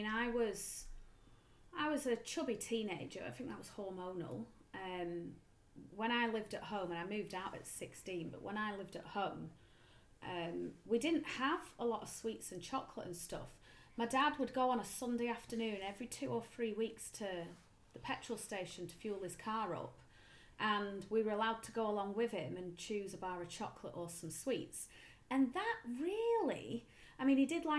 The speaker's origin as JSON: {"language": "English", "town": "Darwen", "region": "North West England", "country": "United Kingdom", "tie": "born or raised there", "said": "I grew up in Darwin."}